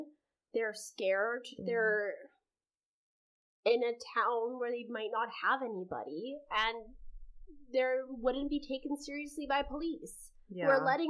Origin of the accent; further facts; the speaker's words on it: Canada; which I find that so fascinating as a Canadian